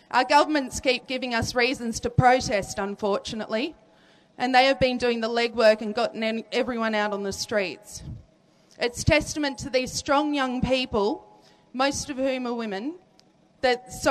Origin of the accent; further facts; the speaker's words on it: Canberra, Australian Capital Territory, Australia; also born or lived in Alice Springs; now in Melbourne, Australia; I'm an Aranda woman from Central Australia. I'm a unionist, a feminist, and a social commentator. My traditional lands lie around Alice Springs, yet I was born in Canberra and have lived in Melbourne now for 25 years.